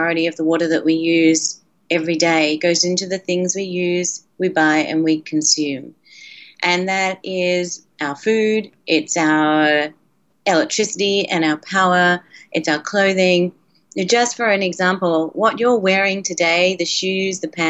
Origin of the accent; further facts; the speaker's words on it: Australia; when I was a kid, and I grew up in Australia